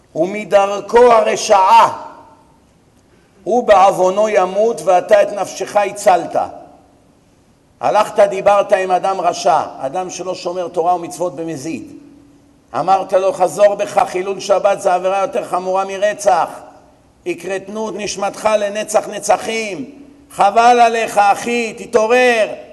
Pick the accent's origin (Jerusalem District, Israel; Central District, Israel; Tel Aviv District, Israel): Tel Aviv District, Israel; Bat Yam; אני גדלתי פה, אני מכיר את העיר